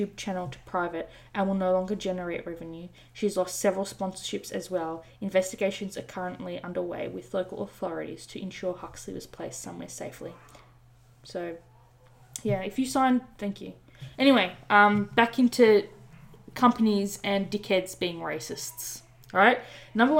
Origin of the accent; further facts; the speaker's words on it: Australia; I'm Australian